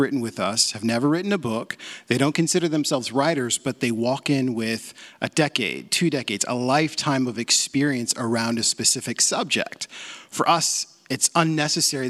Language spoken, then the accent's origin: English; Portland, Oregon, United States; I grew up in Portland. This is my hometown